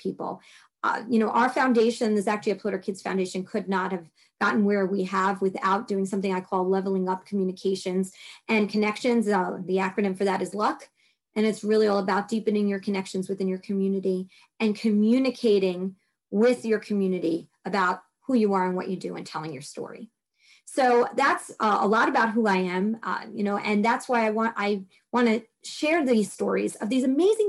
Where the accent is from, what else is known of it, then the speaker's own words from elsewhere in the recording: New York City, New York, United States; accent: Brooklyn; my Brooklyn accent comes out every once in a while